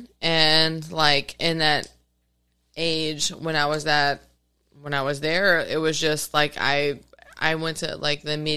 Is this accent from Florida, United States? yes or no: no; Arlington, Texas, United States; also born or lived in Fort Worth, Texas; I was born and raised in Arlington, Texas.